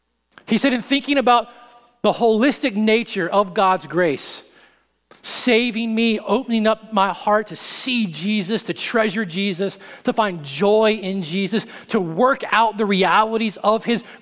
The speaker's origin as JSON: {"language": "English", "town": "St. Louis", "region": "Missouri", "country": "United States", "tie": "born or raised there", "said": "I grew up in St. Louis for a little while out in the country, and we had a neighbor who was a hunter"}